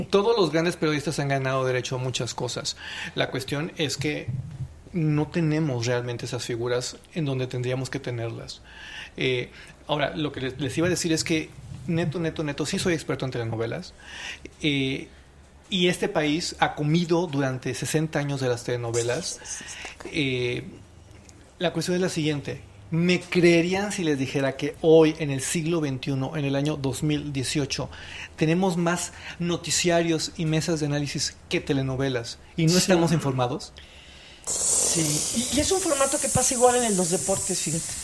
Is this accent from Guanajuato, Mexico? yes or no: no; Monterrey, Nuevo León, Mexico; Yo vengo de Monterrey, donde los payasos ocupan una posición muy importante en la vida.